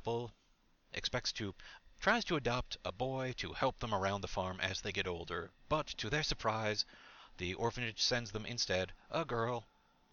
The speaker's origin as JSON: {"language": "English", "region": "Michigan", "country": "United States", "said": "we are from Michigan. You and I, we're both from Michigan"}